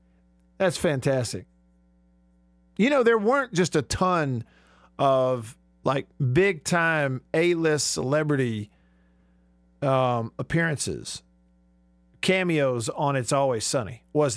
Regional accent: Alabama, United States; I grew up in Alabama. Sure did. Around a lot of those Alabama folks.

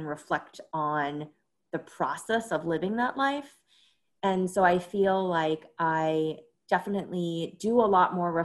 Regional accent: New York City, New York, United States; moved away as an adult; I grew up in New York City, first in Flatbush, Brooklyn, and then in Woodside, Queens

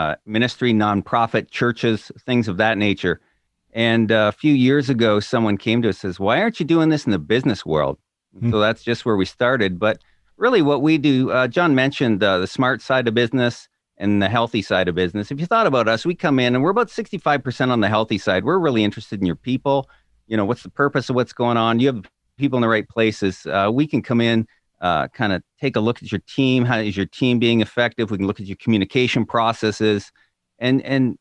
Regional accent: Southern Ontario, Canada; moved away as an adult; also born or lived in New York State; now in Illinois, United States; I grew up in Southern Ontario in Canada

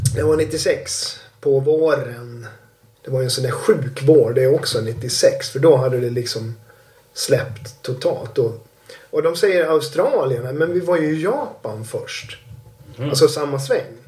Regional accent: Sweden; som svensk

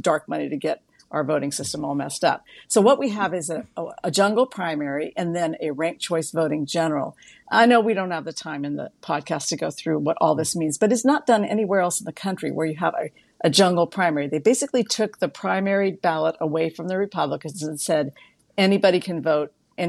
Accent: Juneau, Alaska, United States; also born or lived in San Diego; Alaska's capital of Juneau. That's my hometown. I don't live there now, but that's my hometown.

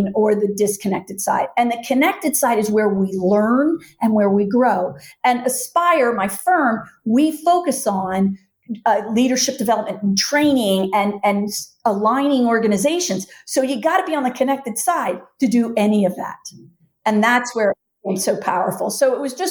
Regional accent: Philadelphia, Pennsylvania, United States; I'm from Philly.

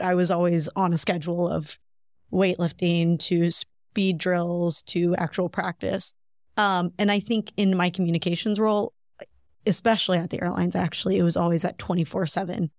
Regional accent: Breese, Illinois, United States; Breeze, Illinois

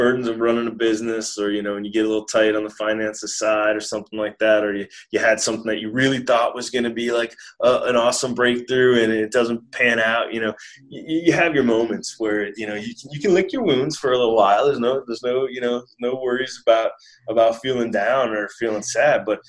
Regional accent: Wisconsin, United States; moved away; also born or lived in San Diego / Santa Cruz; I'm from Wisconsin.

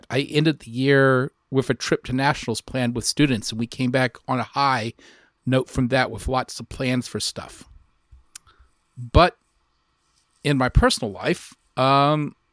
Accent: Lockhart, Texas, United States; the family is going to move to Lockhart, which is my hometown.

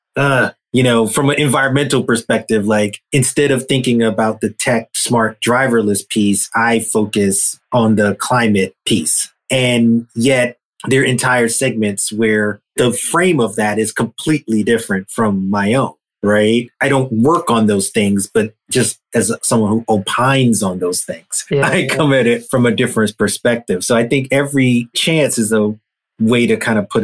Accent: New York, United States; growing up in New York, you know, late 70s into the 80s

